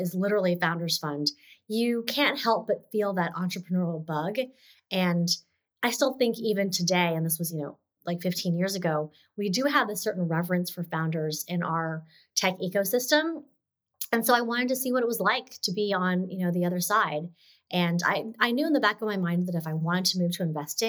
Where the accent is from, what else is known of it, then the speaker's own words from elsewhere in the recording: Texas, United States; growing up in Texas